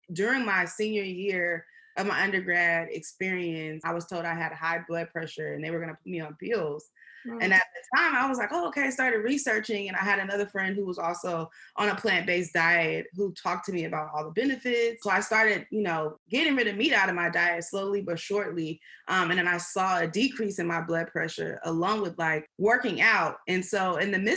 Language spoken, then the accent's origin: English; San Francisco, California, United States; also born or lived in Houston; we're originally from Babyhurst Point, San Francisco